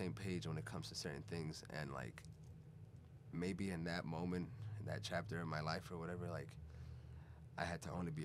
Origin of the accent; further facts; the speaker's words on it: Chicago, Illinois, United States; also born or lived in Venezuela / Puerto Rico; I'm from originally born in Venezuela. I grew up in Chicago